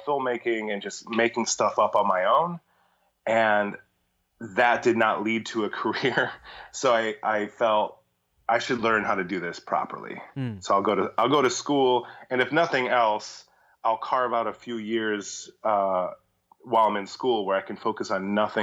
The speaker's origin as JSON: {"language": "English", "town": "Sterling Heights", "region": "Michigan", "country": "United States", "tie": "born or raised there", "also_born_or_lived": "Mount Clemens, Michigan / Rochester Hills, Michigan", "said": "I was born in Metro Detroit, Michigan. actually born in a city that I never lived in called Mount Clemens, grew up in Sterling Heights and then in Rochester Hills"}